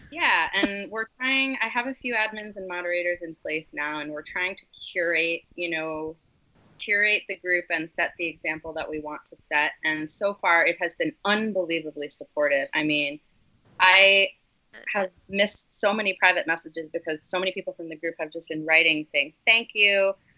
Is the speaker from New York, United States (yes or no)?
yes; Westchester, New York, United States; I grew up in Westchester, New York